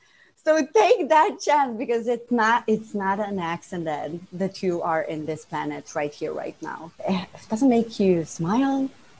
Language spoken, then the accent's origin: English; Slovenia; English is a second language; now in Sweden; So I'm born and raised in Slovenia to Bosnian parents, and I live in Sweden with Albanian husband.